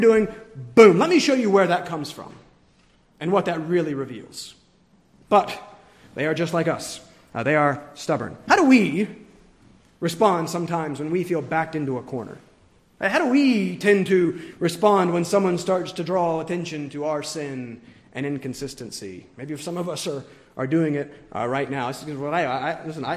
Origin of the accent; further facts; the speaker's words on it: the South, United States; moved away; growing up in the South